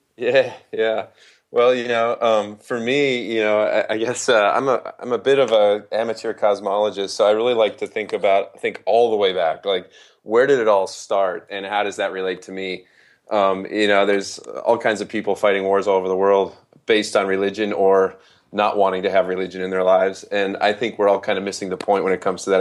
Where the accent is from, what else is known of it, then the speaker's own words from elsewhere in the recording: Holland, Michigan, United States; I was raised in West Michigan